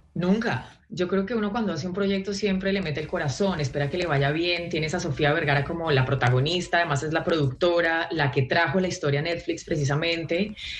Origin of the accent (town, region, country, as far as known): Colombia; moved away as an adult; now in Los Angeles, United States